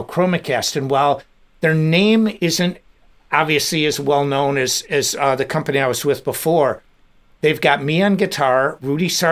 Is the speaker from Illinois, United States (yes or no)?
yes; Des Plaines, Illinois, United States; also born or lived in Chicago suburbs; I grew up in Des Plaines Park Ridge, really close to Elmhurst